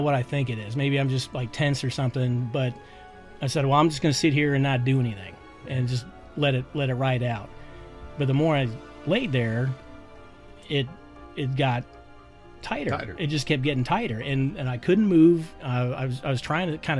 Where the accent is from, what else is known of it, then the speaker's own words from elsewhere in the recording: Michigan, United States; moved away as an adult; also born or lived in West Point, New York; I'm from Michigan originally